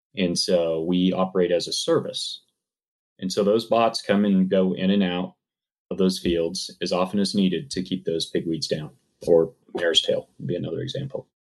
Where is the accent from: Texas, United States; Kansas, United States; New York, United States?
Kansas, United States; moved away; I grew up farming. I grew up here in Kansas